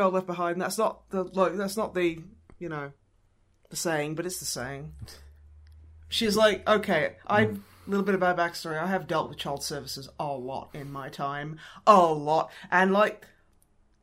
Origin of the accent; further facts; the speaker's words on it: Australia; I'm Australian